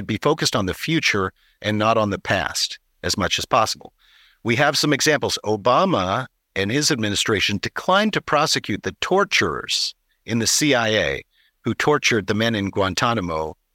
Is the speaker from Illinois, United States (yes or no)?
no; California, United States; I'm a Californian